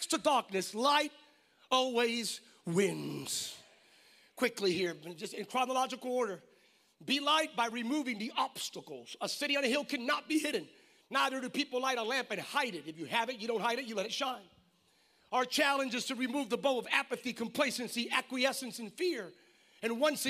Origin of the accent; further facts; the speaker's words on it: Bethlehem, Pennsylvania, United States; moved away as an adult; now in California, United States; I'm originally from Pennsylvania, went to Penn State, graduated from Lehigh University.